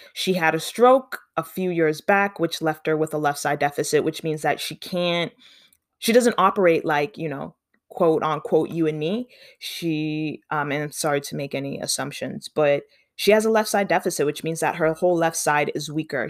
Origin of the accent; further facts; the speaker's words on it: Canada; also born or lived in Ontario; I mean, I'm from Canada. I live in Ontario